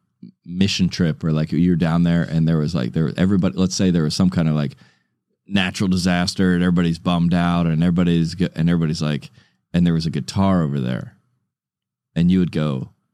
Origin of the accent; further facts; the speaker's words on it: United States; we're from America.